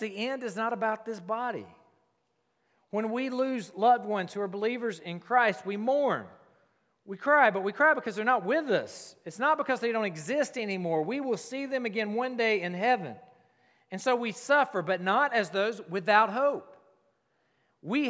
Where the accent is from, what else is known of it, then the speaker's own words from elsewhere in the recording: South Carolina, United States; I grew up in South Carolina